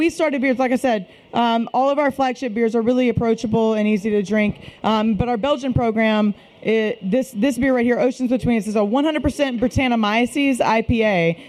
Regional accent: Shreveport, Louisiana, United States; also born or lived in Washington, D.C.; my husband and I, we are from Shreveport, grew up here, and wanted to bring a brewery back to our hometown. So we, after college, and we lived in D.C. for a while

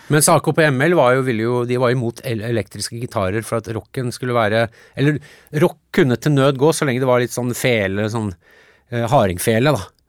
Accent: Norway; born or raised there; also born or lived in United States

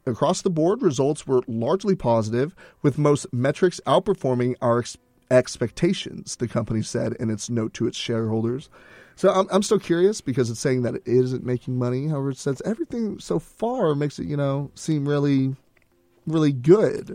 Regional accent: Texas, United States; we're from Texas

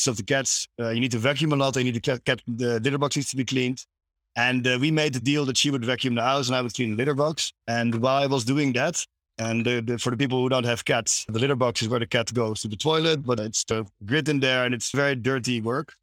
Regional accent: Amsterdam, North Holland, Netherlands; I'm from Amsterdam.

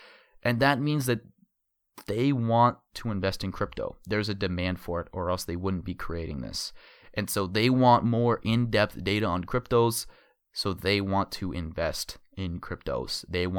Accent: Arizona, United States; my home state, yes, home state of Arizona, I live in Phoenix

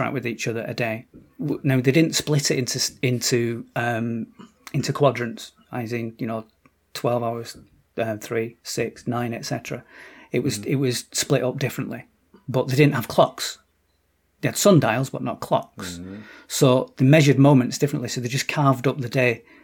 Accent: Oldham, North West England, United Kingdom; We're both from Oldham

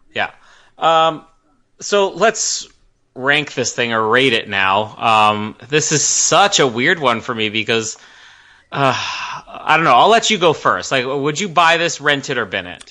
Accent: Canada; as a Canadian

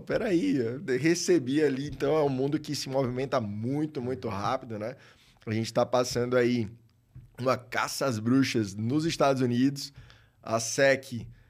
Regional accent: Maceió, Alagoas, Brazil; sou de Maceió, lá em Alagoas

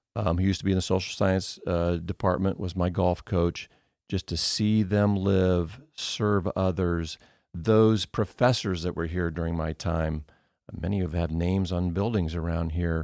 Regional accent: Indiana, United States; moved away as an adult; now in Cedarville, United States; I grew up in Indiana, which is just basketball

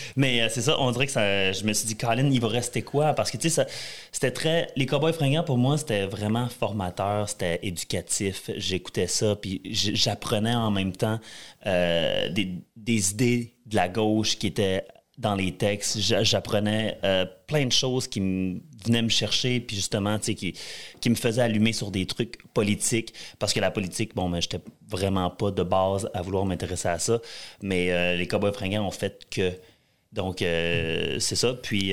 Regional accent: Jonquière, Quebec, Canada; moved away as an adult; also born or lived in Western Canada; j'ai grandi à Jonquière, au Saguenay

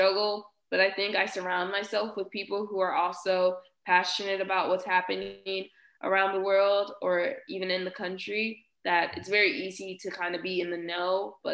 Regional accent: Houston, Texas, United States; moved away

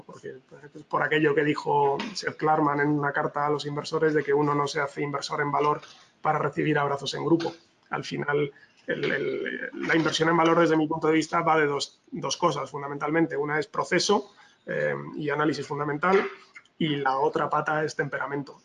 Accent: Spain; yo soy español

